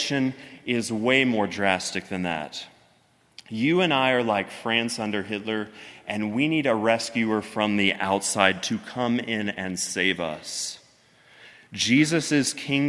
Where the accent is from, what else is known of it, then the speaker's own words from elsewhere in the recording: United States; us as American Christians